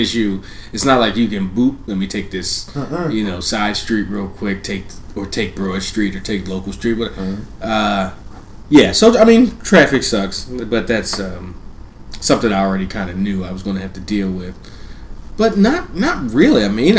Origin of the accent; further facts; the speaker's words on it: Philadelphia, Pennsylvania, United States; moved away as an adult; now in Austin, United States; we have traffic in Philly